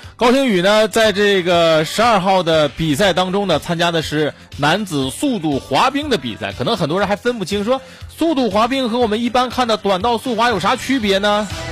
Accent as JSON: {"language": "Chinese", "region": "Northeast China", "country": "China", "said": "当然咱作为东北人，咱很明白格路啊"}